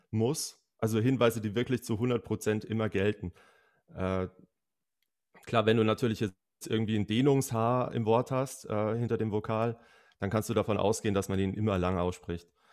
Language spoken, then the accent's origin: German; Bavaria, Germany; aus meiner Heimat verwendet? aus Bayern